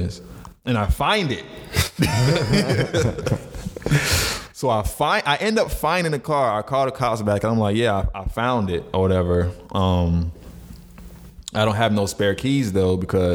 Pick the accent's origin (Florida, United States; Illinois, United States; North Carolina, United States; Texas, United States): Florida, United States; growing up in Florida